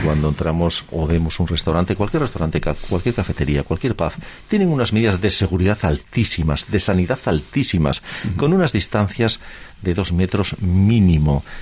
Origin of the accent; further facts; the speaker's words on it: Asturias, Spain; en mi región, en Asturias